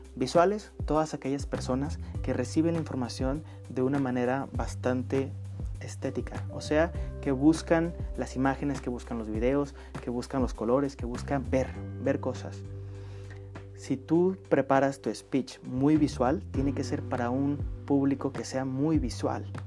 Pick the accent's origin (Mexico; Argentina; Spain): Mexico; northern Mexico; accent: northern Mexican; yo soy del norte de, norte de México. Todas las personas del norte de México tenemos nuestro propio acento